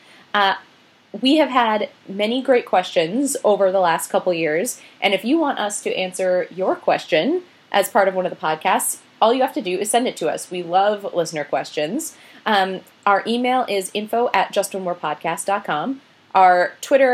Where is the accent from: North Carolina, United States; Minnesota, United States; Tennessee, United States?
Minnesota, United States; I'm not from Wisconsin. I'm from Minnesota.